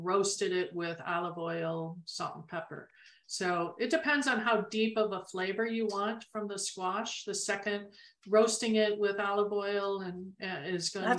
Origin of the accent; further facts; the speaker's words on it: Arizona, United States; we're from Arizona